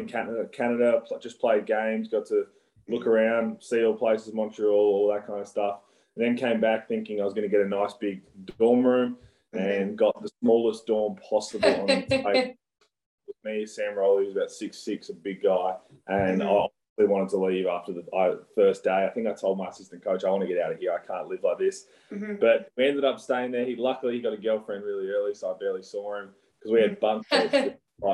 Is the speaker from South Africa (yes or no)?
no; Hahndorf, South Australia, Australia; moved away as an adult; also born or lived in upstate New York, United States; I grew up in a place called Ochunga and Harndorf in the country hills of Adelaide